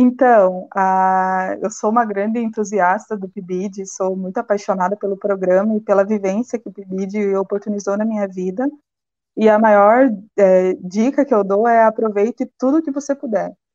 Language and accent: Portuguese; Ponta Grossa, Paraná, Brazil; moved away as an adult; now in Blumenau, Brazil; Eu sou do Paraná, natural da cidade de Ponta Grossa, e eu cursei um ano de geografia, bacharelado lá. Até que minha família, né, por questões de emprego, resolveu mudar para Blumenau